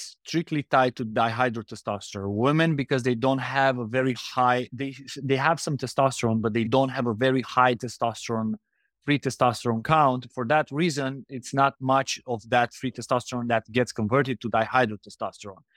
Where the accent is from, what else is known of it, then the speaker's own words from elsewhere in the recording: Romania; now in Indonesia; We are from Romania, so very close to Ukraine